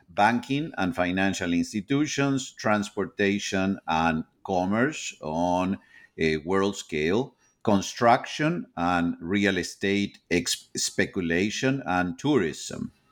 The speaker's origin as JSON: {"language": "English", "country": "Argentina", "moved": "as an adult", "lives_now": "United States", "said": "I am originally from Argentina."}